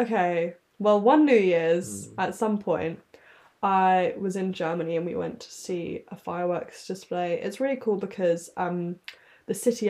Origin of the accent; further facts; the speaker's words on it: London, United Kingdom; I grew up in London